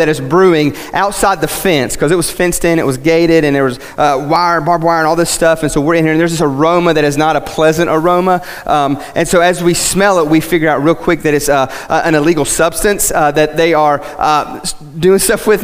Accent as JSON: {"language": "English", "region": "West Virginia", "country": "United States", "first_language": "English", "said": "I'm from West Virginia"}